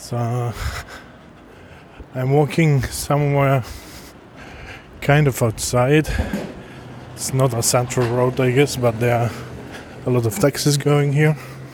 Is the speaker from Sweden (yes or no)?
yes; Sweden; English is a second language